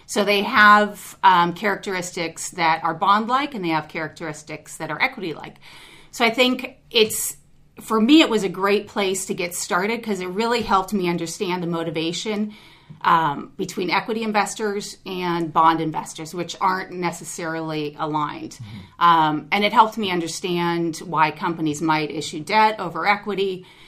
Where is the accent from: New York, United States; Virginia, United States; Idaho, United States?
New York, United States; born there; also born or lived in Baton Rouge / Mexico / Los Angeles; Well, the schooling part took place in LA, but we moved around a lot. So I was born in New York. From there, we went to Baton Rouge, which is a little different place. And then from there, we went to Mexico, lived there for 4 years